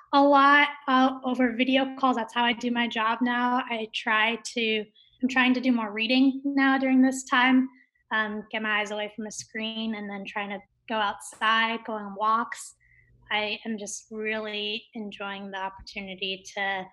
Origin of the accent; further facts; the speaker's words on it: California, United States; also born or lived in Kerala, India / North Bay Area / Pasadena; have been living in California my whole life